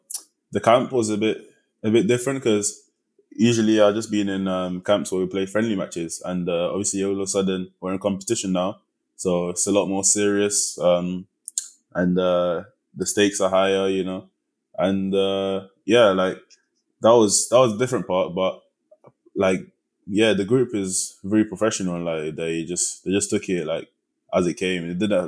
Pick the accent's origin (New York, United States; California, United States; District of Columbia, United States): New York, United States; Bronx; born there; Yeah, man, I was born in the Bronx.